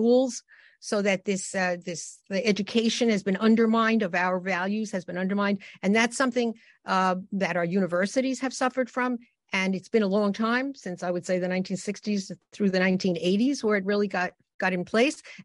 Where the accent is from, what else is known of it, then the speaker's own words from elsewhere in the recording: New York City, New York, United States; also born or lived in Germany; I was raised in the Bronx, where I was able to go to school